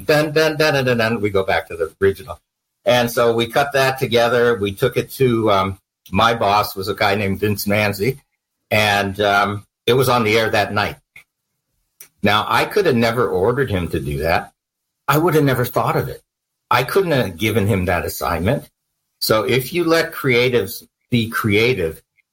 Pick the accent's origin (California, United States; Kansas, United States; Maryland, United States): California, United States; moved away as an adult; also born or lived in New York / New Jersey; I'm from California